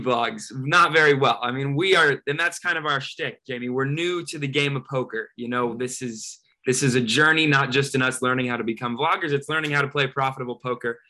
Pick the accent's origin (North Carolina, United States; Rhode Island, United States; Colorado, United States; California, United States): California, United States; San Diego; moved away as an adult; also born or lived in Dallas; I'm from San Diego